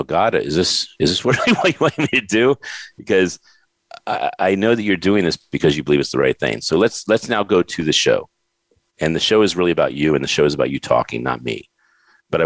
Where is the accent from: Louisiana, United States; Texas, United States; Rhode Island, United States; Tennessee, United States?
Rhode Island, United States; Warwick; moved away; I was born in Warwick, Rhode Island on August 5th, 1964